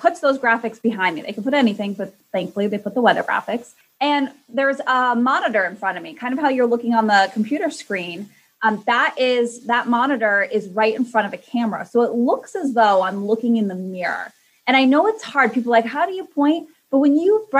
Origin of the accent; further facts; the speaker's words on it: Connecticut, United States; moved away as an adult; now in Boston, United States; I, you know, was born and raised in Connecticut and I really didn't move too far. I made it to Boston